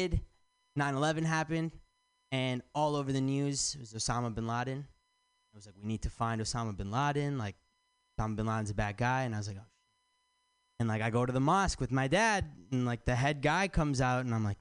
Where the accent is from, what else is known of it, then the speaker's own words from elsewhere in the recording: Michigan, United States; moved away as an adult; now in San Francisco, United States; I'm from Michigan